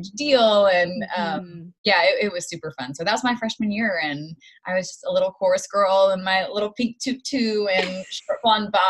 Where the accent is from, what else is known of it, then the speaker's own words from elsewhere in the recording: Knoxville, Tennessee, United States; moved away; I grew up in Knoxville, Tennessee. It's about two and a half hours outside of Nashville. A little bit of a small town, but it's kind of, it's so close to Nashville, and there's a university there